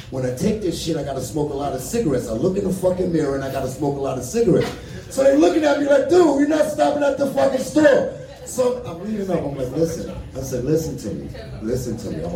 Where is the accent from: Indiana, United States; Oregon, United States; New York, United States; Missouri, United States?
New York, United States; now in Colorado, United States; so I'm from New York originally. I've been in Colorado since